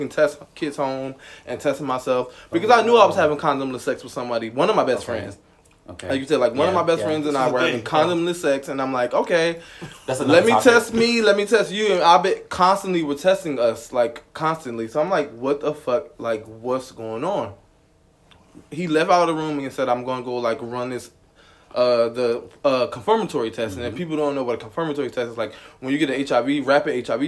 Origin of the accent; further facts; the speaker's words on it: Trenton, New Jersey, United States; moved away as an adult; now in Atlanta, United States; I'm from New Jersey, Trenton, New Jersey, to be exact.